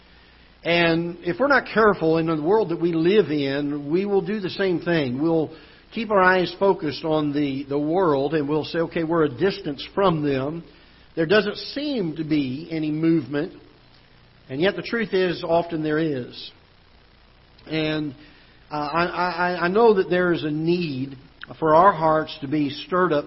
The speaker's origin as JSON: {"language": "English", "region": "Florida", "country": "United States", "tie": "born or raised there", "moved": "yes", "lives_now": "Festus, United States", "said": "I grew up in Florida"}